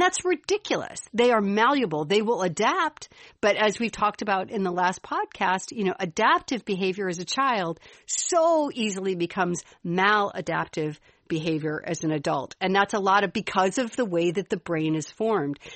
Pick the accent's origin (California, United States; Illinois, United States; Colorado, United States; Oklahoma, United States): Illinois, United States; Chicago; accent: Chicago; my Chicago accent